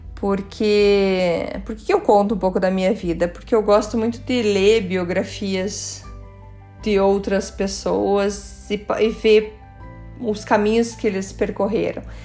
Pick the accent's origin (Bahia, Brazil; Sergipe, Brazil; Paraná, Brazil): Paraná, Brazil; Curitiba; also born or lived in Germany; Eu nasci em Curitiba.